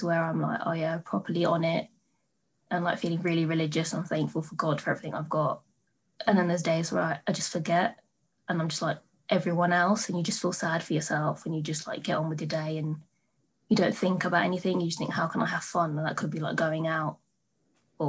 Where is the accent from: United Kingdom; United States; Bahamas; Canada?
United Kingdom; Crawley, South East England; also born or lived in India (ancestry); where I'm from Crawley in Redhill